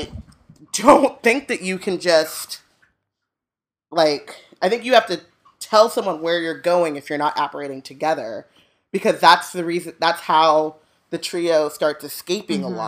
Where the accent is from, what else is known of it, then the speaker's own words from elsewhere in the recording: Orange County, California, United States; growing up in Orange County